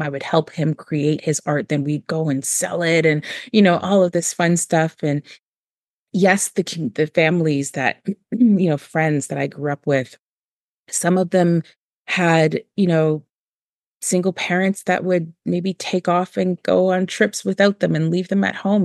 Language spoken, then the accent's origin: English; Toronto, Ontario, Canada; I grew up in Moss Park